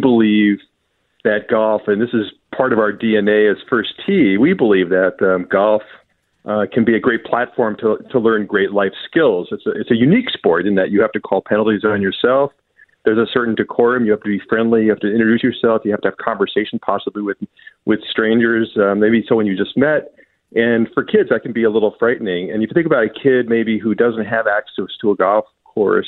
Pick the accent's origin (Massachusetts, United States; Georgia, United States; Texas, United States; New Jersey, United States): New Jersey, United States; now in Minnesota, United States; I grew up in New Jersey, and I didn't learn the sport until I was 17